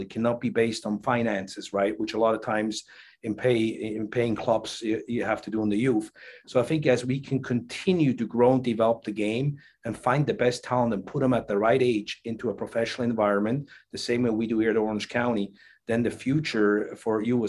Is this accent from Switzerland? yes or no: yes; Switzerland; now in United States; growing up in Switzerland